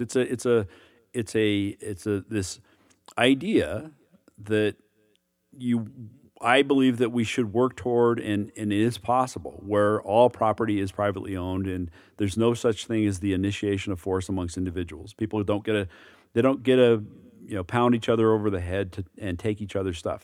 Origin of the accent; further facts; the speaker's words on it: United States; as an American